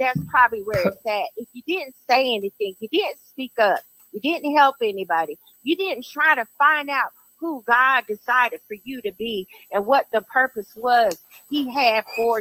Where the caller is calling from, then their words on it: Charlotte, North Carolina, United States; I'm calling from Charlotte, North Carolina